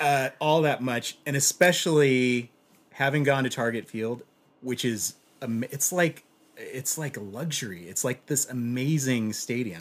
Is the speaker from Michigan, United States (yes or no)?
no; Los Angeles, California, United States; I'm from Los Angeles